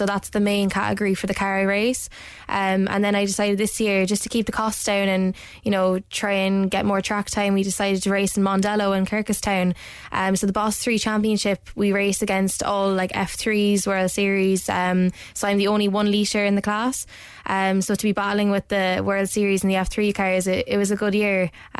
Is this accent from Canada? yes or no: no; Ireland; to come back here and race on home ground and get known and, you know, race against my hometown people